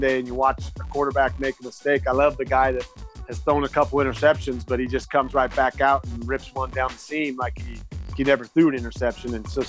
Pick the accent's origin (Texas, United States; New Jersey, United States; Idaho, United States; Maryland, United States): Idaho, United States; moved away as an adult; also born or lived in Arizona / Denver; I was a young kid born and raised in Idaho